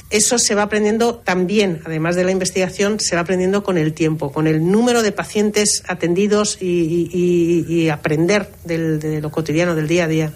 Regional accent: Tenerife, Canary Islands, Spain

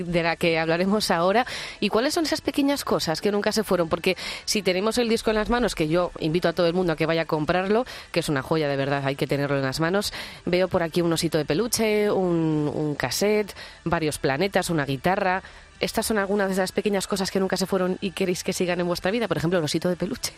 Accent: Pamplona, Navarre, Spain; moved away as an adult; now in Madrid, Spain; yo soy pamplónica y siempre, todavía no estoy ni empadronada aquí, llevo 11 años

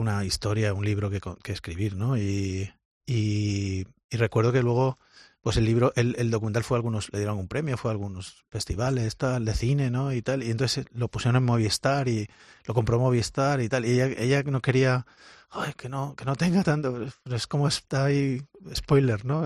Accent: Valencia, Valencian Community, Spain; moved away as an adult; now in Molde, Norway; un tío de Valencia, del Mediterráneo, eh, esté viviendo en, en, un sitio como Molde

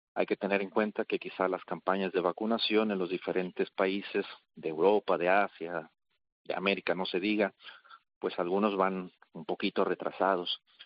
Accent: Mexico; moved away as an adult; now in Jerusalem, Israel; dado que yo soy mexicano, pues mis primeros años los hice allá en México

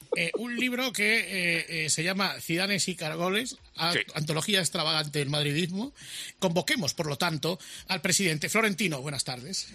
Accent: Zaragoza, Aragon, Spain; moved away; hoy el fútbol vuelve a mi pueblo

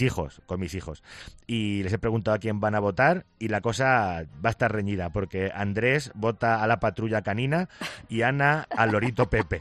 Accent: Picón, Castilla-La Mancha, Spain

